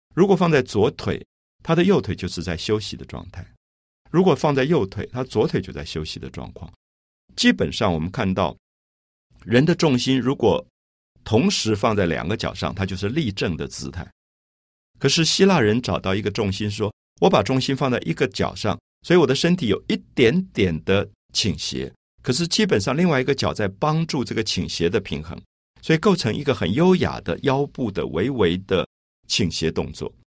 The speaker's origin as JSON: {"language": "Chinese", "region": "Taipei", "country": "Taiwan", "tie": "born or raised there", "said": "我记得我小时候在台北的大龙洞这个社区"}